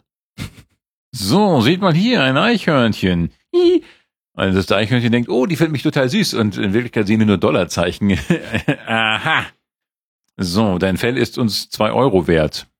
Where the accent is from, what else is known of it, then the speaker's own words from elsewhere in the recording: Sierksdorf, Schleswig-Holstein, Germany; im Hansa Park in Sirksdorf gesehen, meine Heimat